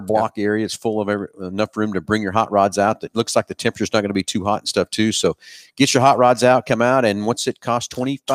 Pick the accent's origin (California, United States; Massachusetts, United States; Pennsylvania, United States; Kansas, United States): Kansas, United States; Halstead; my hometown